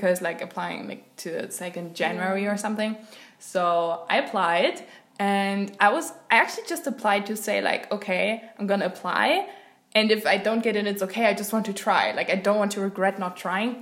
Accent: Germany; also born or lived in Scotland; I'm from a German small town. It's like a tiny village.

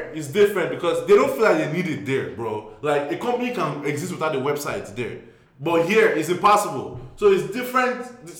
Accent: Nigeria; now in United States; I was born in Nigeria.

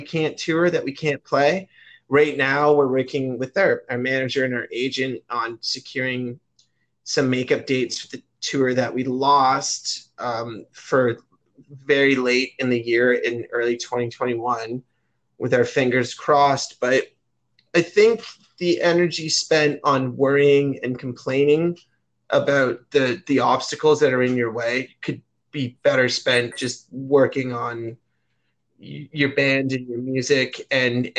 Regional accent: Canada; I grew up watching in Canada, our version of MTV is called Much Music.

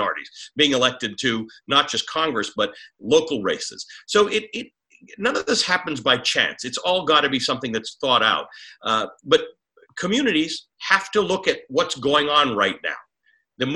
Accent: Canada; also born or lived in Kenya; now in United States; I'm a Kenyan-born Muslim who grew up in Canada.

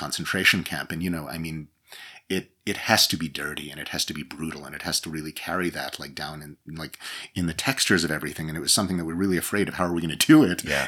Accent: New York, United States; I grew up in in New York

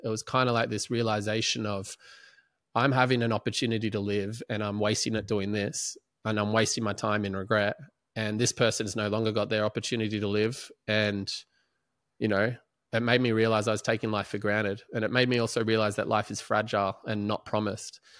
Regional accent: Melbourne, Victoria, Australia; also born or lived in Ormond / Prahran; I grew up in Balaclava till the age of fifteen

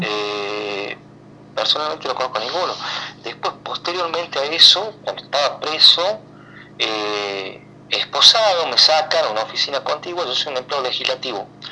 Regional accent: Argentina; los argentinos

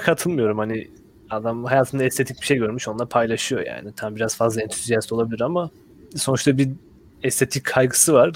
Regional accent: Black Sea Region, Turkey; moved away; benim memleketimde yani Karadeniz'lerin olduğu tarafta

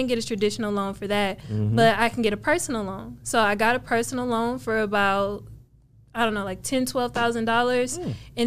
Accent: Cleveland, Ohio, United States; moved away as an adult; also born or lived in California; now in Dallas, United States; I'm from Cleveland, Ohio, born and raised. I lived there up until the age of 18

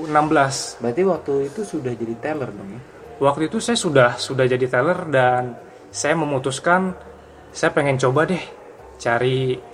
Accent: Bangka Belitung Islands, Indonesia; Jadi kebetulan pada waktu itu tempat yang terdekat dari tempat saya dari Bangka Belitung itu di Bandung.

